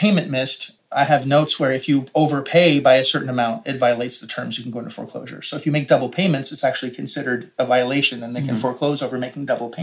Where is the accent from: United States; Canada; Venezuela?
Canada; as a Canadian